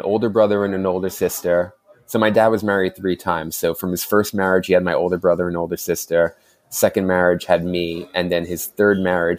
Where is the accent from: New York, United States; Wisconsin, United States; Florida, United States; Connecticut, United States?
New York, United States; Queens; I was born and raised in Queens, New York.